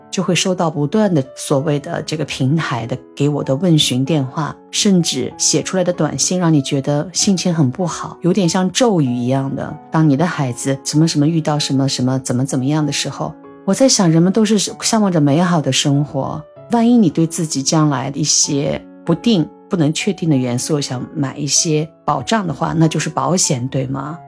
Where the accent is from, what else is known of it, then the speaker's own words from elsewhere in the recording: China; now in Shanghai, China; 我是中国人